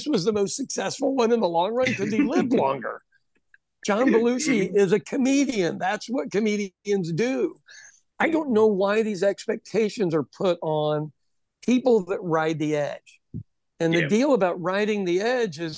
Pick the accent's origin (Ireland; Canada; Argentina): Ireland; As an Irish person